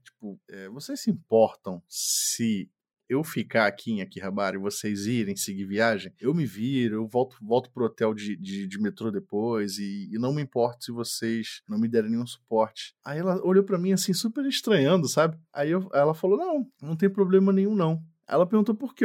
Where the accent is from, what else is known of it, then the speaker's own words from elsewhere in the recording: Brazil; eu sou brasileiro